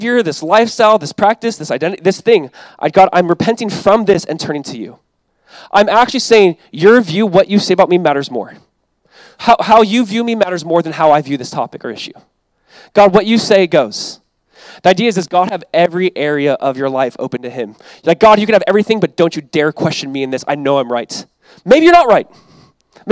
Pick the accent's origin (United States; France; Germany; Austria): United States; Southern California; I grew up in Southern California